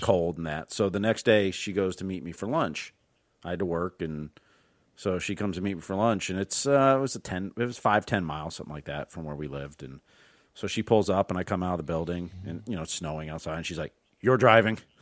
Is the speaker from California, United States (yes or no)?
no; Northwest Ohio, United States; moved away as an adult; I grew up in Northwest Ohio